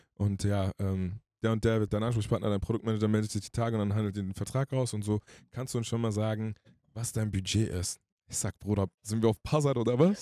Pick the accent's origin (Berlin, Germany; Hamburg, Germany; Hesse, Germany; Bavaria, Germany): Hesse, Germany; Hanau; ich bin aus Frankfurt-Hanau